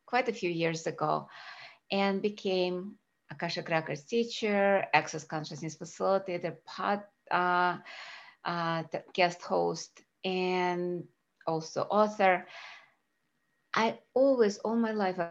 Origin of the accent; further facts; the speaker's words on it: Russia; now in United States; I was born in Russia